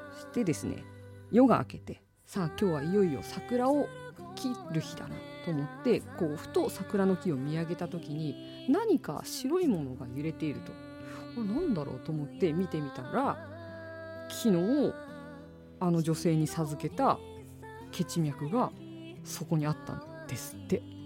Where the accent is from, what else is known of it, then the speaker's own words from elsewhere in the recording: Asahikawa, Hokkaido, Japan; 旭川出身